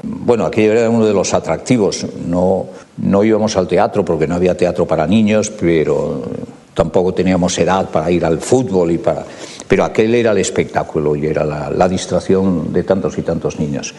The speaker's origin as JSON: {"language": "Spanish", "town": "Ponferrada", "region": "Castile and León", "country": "Spain", "also_born_or_lived": "Oviedo", "moved": "yes"}